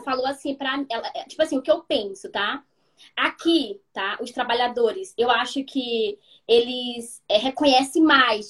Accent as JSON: {"language": "Portuguese", "region": "Maranhão", "country": "Brazil", "moved": "as an adult", "lives_now": "Melbourne, Australia", "said": "eu sou maranhense"}